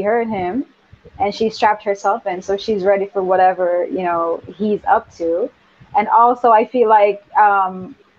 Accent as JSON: {"language": "English", "country": "Jamaica", "tie": "born or raised there", "moved": "yes", "said": "I grew up in Jamaica"}